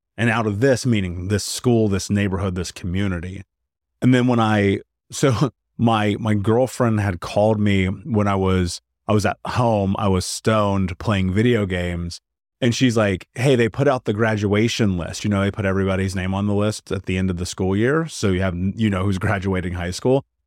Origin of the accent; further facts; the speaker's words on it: United States; I grew up in America